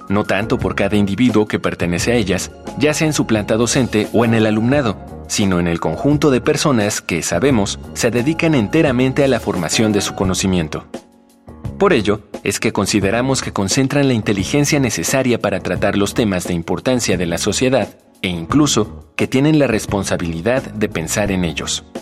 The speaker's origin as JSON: {"language": "Spanish", "region": "Bogotá", "country": "Colombia", "said": "Bueno, eh … Yo, bueno, soy de acá de Bogotá y estudio psicología."}